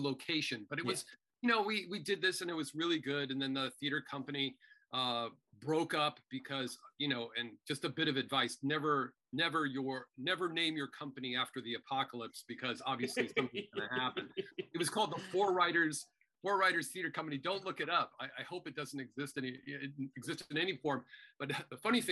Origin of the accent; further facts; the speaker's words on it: Northern California, United States; we grew up in Northern California